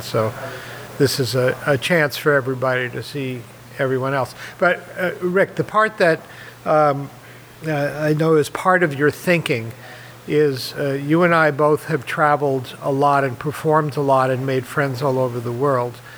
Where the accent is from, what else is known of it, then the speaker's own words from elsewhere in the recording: New York City, New York, United States; moved away; I grew up in Manhattan in New York